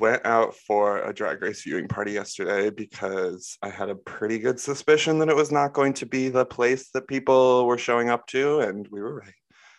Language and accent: English; Corning, New York, United States; I'm from Corning, New York.